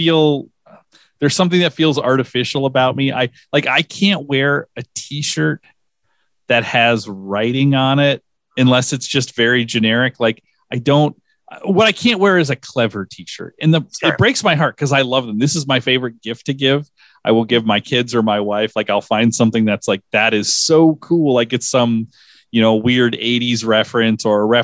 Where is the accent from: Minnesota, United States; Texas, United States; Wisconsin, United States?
Minnesota, United States; being a Minnesotan